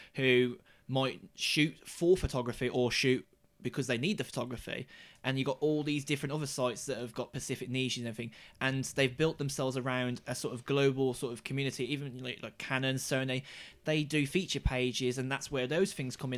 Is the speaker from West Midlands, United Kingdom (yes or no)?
yes; Black Country, West Midlands, United Kingdom; the seat that I'm born and bred in and I would like to stay